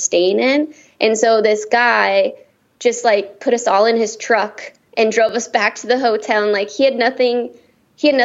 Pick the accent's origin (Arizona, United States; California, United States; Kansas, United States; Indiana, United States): California, United States; Downey; growing up in Downey, like our soccer fields, like tacos and quesadillas and beans and rice were like the go-to thing in between soccer games